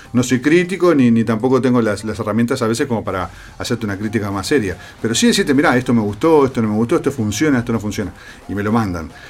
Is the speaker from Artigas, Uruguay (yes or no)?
no; Costa de Oro, Canelones, Uruguay; yo soy de la Costa de Oro